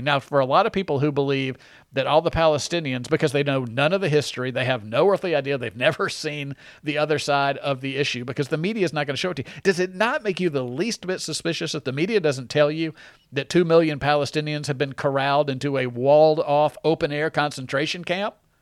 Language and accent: English; United States; I'm an American and I love the United States